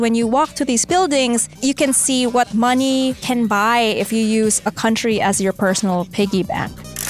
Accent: Philippines; now in New York, United States; I'm a Filipino researcher based in New York.

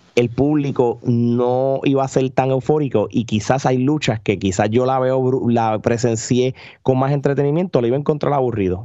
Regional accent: Puerto Rico; uno como puertorriqueño

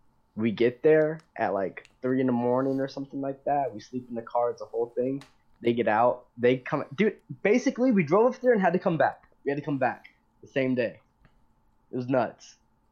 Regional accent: Atlanta, Georgia, United States; internet. Well, we're from Atlanta.

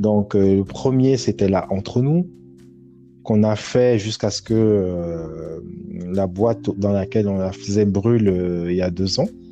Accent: Douala, Littoral, Cameroon; moved away; also born or lived in Dakar, Senegal / Paris, France; j'ai grandi à Douala, au Cameroun

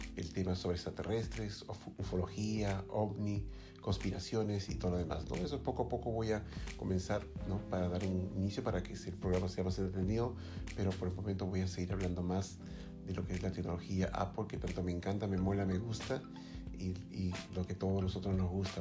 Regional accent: Lima, Peru; como se dice en mi país, en Lima

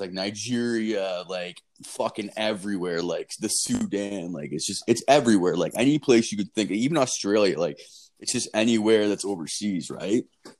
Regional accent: Canada; I'm like, I'm from Canada.

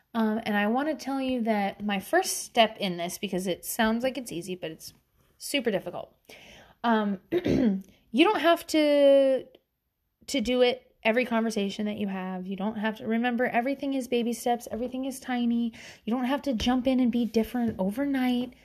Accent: the South, United States; accent: Southern

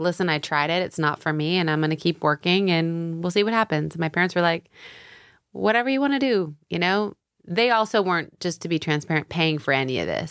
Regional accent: Tampa, Florida, United States; moved away as an adult; also born or lived in San Diego, California; now in New York, United States; I grew up half in San Diego till I was ten. And then my dad, he was a doctor and he needed a sabbatical and he uprooted us to Florida

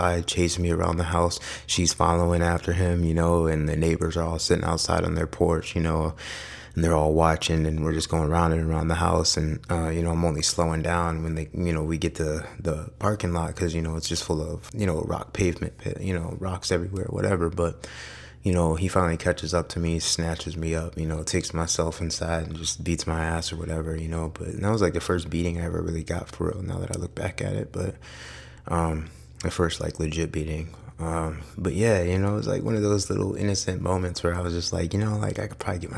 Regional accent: Amherst, Ohio, United States; I grew up in a, pretty decent house, Northeast Ohio. I grew up in Amherst

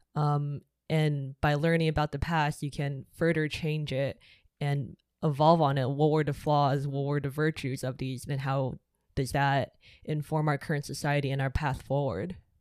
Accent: Shanghai, China; moved away; I grew up in Shanghai

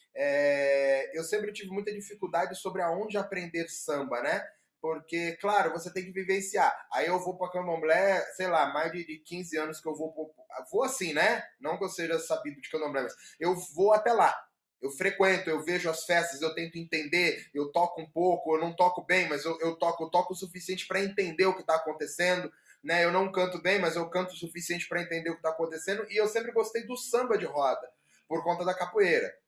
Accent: São Paulo, Brazil; sou paulista

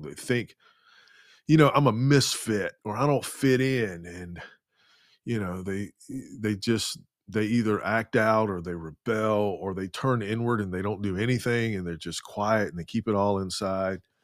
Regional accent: the Bible Belt, United States; being born and raised in the Bible Belt and now living in the capital city of the Bible Belt

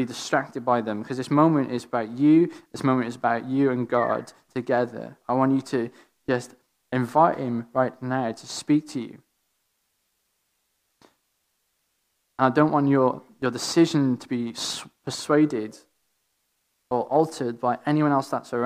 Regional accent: Wales, United Kingdom; accent: Welsh; my Welshest strongest accent

